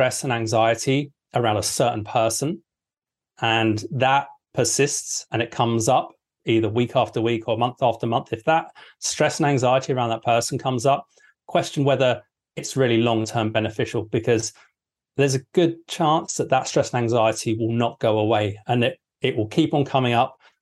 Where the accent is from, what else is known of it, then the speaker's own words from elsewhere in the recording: England, United Kingdom; I'm English.